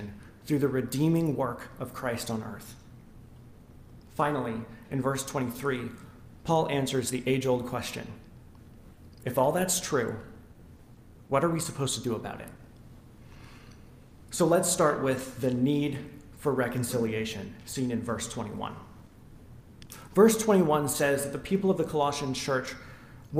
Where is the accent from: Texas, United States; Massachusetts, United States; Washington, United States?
Washington, United States; Western Washington State, United States; also born or lived in Nashville, Tennessee; when I was about 8 years old, my family moved to Western Washington State